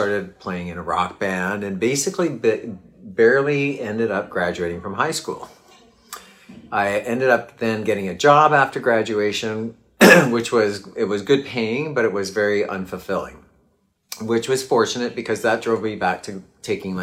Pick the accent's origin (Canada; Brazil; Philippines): Canada; I grew up in Canada